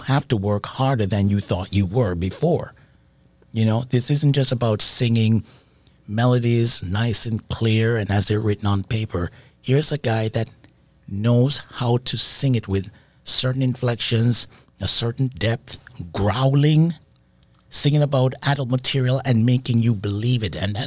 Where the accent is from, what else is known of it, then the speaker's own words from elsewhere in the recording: Jamaica; also born or lived in England; I was born in England. So when I moved to Jamaica at 5 with my parents, I grew up around Rocksteady